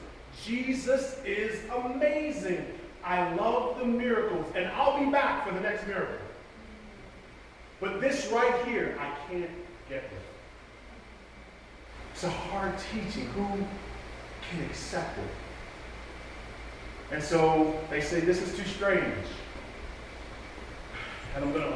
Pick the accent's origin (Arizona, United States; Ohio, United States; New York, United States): New York, United States; moved away as an adult; also born or lived in Raleigh, North Carolina; I'm from New York, and so I'm used to people being a little bit more open and free